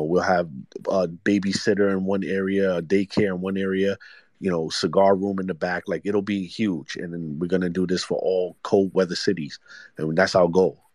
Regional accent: New York City, New York, United States; growing up in Brooklyn, New York

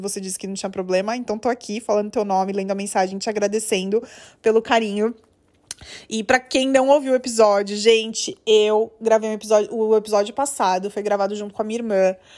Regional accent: Guarulhos, São Paulo, Brazil; eu sou de Guarulhos

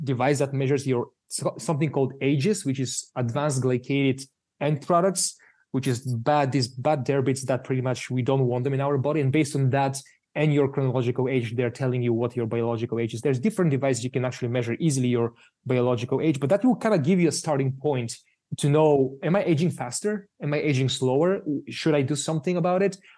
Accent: Bulgaria; moved away; I'm from Bulgaria originally

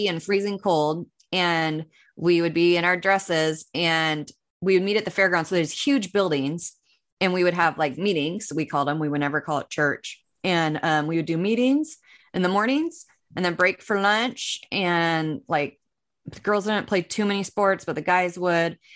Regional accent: Northern California, United States; I was raised in Northern California in a teeny tiny little town, born and raised, and haven't strayed far from

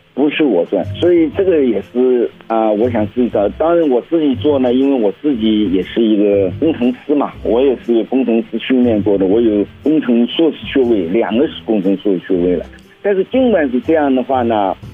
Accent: China; moved away; 我是中国人

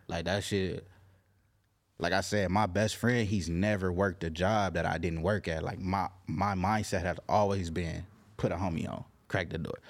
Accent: Carson, California, United States; I'm from L A County, I'm not from L A, nigga, I'm representing Carson.

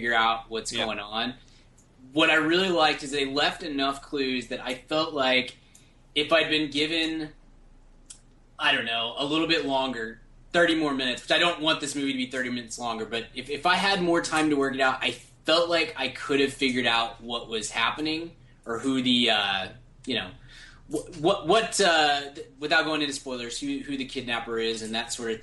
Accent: United States; I'm super American

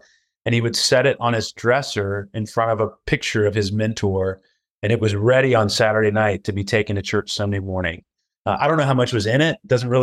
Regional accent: Atlanta, Georgia, United States; now in New Orleans, United States; I'm originally from the Atlanta area and have just moved back with my family to New Orleans.

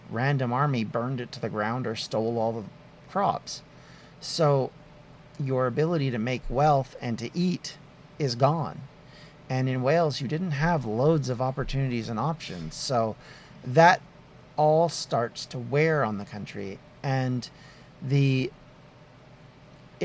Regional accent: Canada; as a Canadian

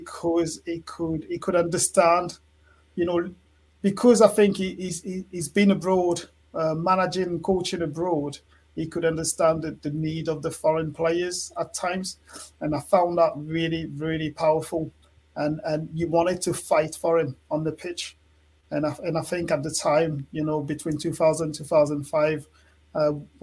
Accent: France; English is a second language; moved away as an adult; also born or lived in Newcastle

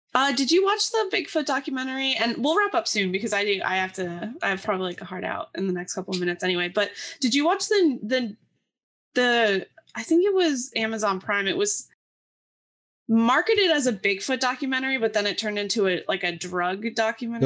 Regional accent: the Poconos, Pennsylvania, United States; I'm from the Poconos, which is very, like, woodsy.

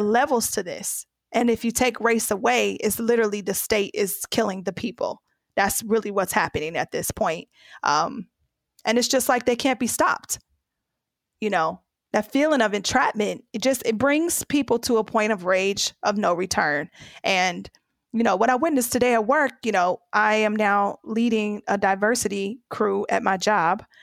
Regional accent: United States; I'm from the U.S.

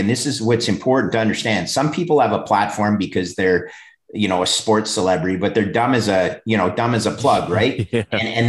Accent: Oakville, Ontario, Canada; two brothers from Ontario, or actually right in my hometown, Oakville, that run a real estate office

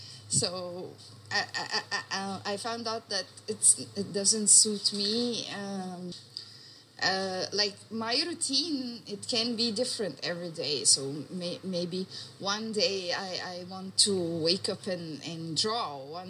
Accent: Egypt; I have a question about therapy because I am from Egypt

